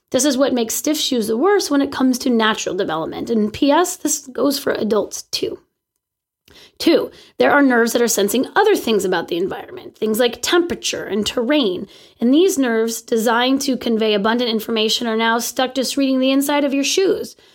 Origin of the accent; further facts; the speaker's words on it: California, United States; sorry, I'm from California.